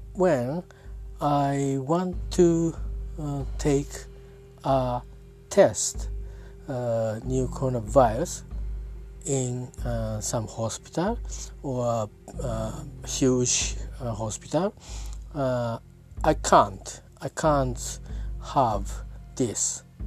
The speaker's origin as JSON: {"language": "English", "town": "Yokohama", "region": "Kanagawa", "country": "Japan", "tie": "born or raised there", "second_language": "English", "said": "I'm from talking from Japan at my hometown, uh, Yokohama City."}